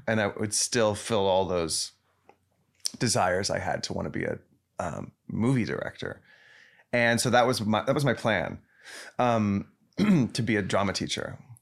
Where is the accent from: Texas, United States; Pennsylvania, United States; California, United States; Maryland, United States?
Texas, United States; Dallas; moved away; I was from a suburb of Dallas